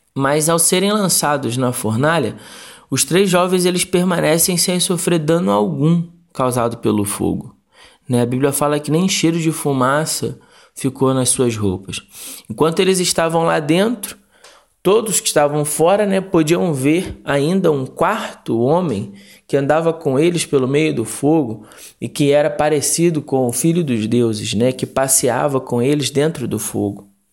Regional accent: Rio de Janeiro, Brazil; now in Congonhas, Brazil; eu cresci no Rio de Janeiro, é, conheci os embaixadores do rei com 11 anos, na primeira igreja batista em Magalhães Basto, aí em Realengo, na zona oeste do Rio

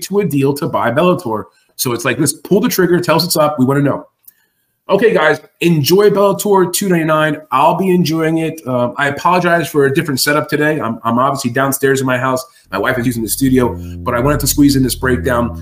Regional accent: New York City, New York, United States; I grew up in Brooklyn, New York

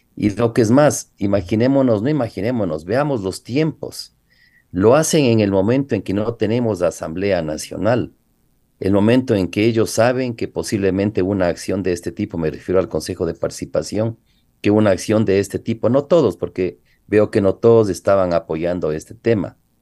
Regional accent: Ecuador; nosotros es como ecuatorianos

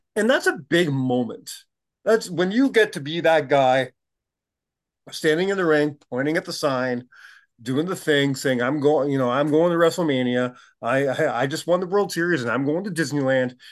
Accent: Canada

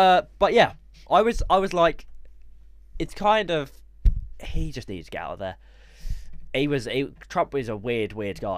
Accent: United Kingdom; We are British. We are from the United of Kingdom.

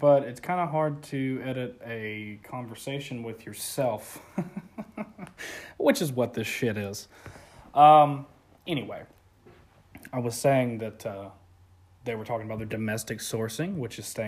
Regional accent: Florida, United States; Florida, man. Born and raised. It's my home state

